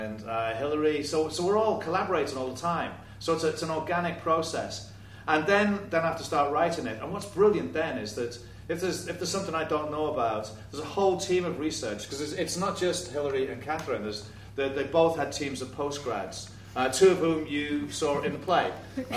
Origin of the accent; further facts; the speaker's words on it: Liverpool, North West England, United Kingdom; I'm from Liverpool Irish migrant stock, so it's part of my history as well